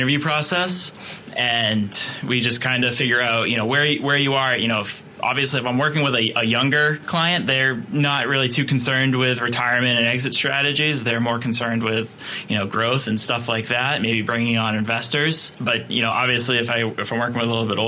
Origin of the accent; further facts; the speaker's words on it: Boston, Massachusetts, United States; I'm from Boston